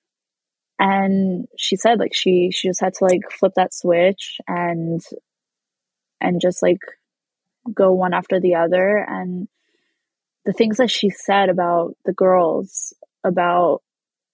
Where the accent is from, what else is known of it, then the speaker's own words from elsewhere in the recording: New York, United States; As a Jew growing up in New York